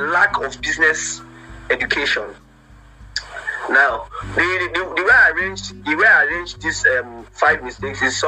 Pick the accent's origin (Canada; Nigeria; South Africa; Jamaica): Nigeria; as a Nigerian